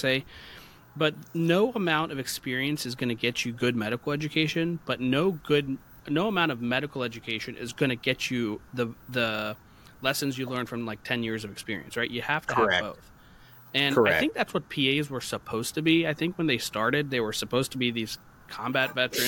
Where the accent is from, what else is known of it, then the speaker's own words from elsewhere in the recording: United States; I'm a paramedic from the United States